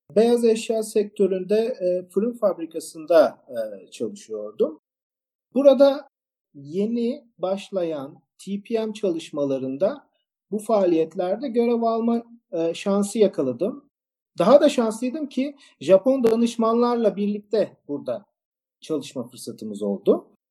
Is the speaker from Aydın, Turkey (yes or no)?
no; İzmir, Turkey; Ben e, İzmirliyim, e, endüstri mühendisiyim.